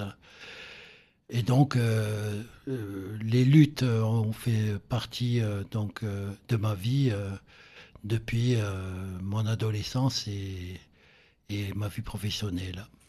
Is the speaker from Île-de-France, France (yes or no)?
no; Ajaccio, Corsica, France; moi qui viens de, Corse, je suis né donc à Ajaccio